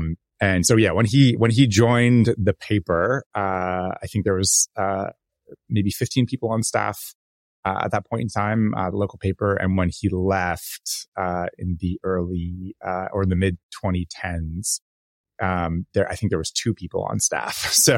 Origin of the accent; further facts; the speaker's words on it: California, United States; You know, I grew up in the North Bay and in the Bay Area